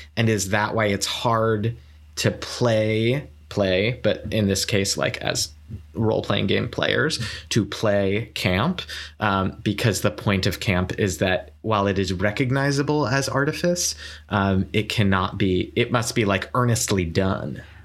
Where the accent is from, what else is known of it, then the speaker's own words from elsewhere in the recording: Saratoga Springs, New York, United States; moved away; I was in my hometown, which, like, Saratoga Springs is not a tiny place